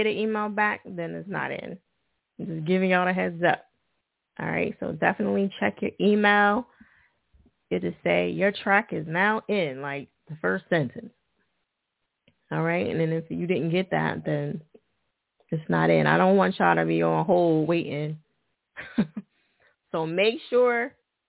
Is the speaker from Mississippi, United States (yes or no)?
no; New Jersey, United States; Jersey. All right. Okay. That's my home state